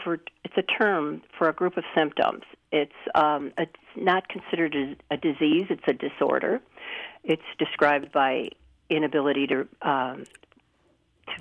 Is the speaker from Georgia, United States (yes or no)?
no; Chicago, Illinois, United States; also born or lived in Oak Park, Illinois / Geneva, Illinois / Roselle, Illinois; now in Batavia, United States; I was born in Chicago. So I was from Chicago, lived in Oak Park for a while.